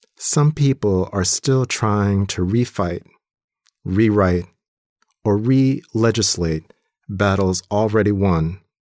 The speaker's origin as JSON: {"language": "English", "town": "Compton", "region": "California", "country": "United States", "tie": "born or raised there", "also_born_or_lived": "Atlanta, Georgia", "moved": "yes", "lives_now": "Wisconsin, United States", "said": "When I was growing up in Compton"}